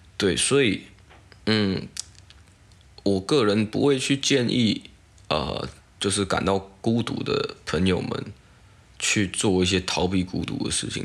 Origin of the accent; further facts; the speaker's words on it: Taiwan; 我台湾人